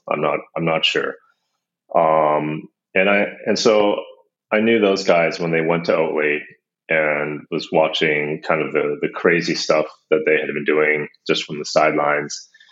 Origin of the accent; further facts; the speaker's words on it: United States; now in Copenhagen, Denmark; I'm actually American. I live in uh, Copenhagen.